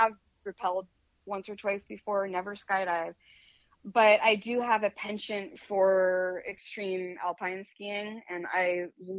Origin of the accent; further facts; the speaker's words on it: Midwest, United States; moved away; also born or lived in New York; I come from the Midwest. Both sides of my family come from the Midwest.